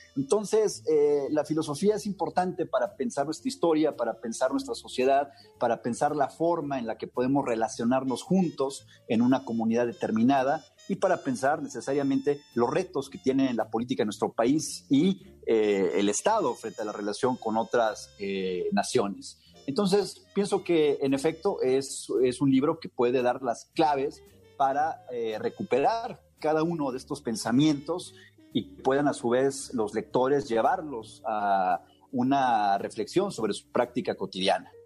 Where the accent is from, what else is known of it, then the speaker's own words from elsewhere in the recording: Mexico; los mexicanos